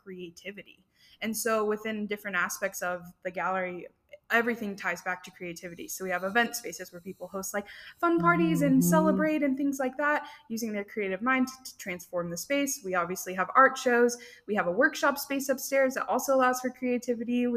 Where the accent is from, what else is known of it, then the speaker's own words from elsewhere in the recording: Frisco, Texas, United States; now in Denison, United States; we're originally from Frisco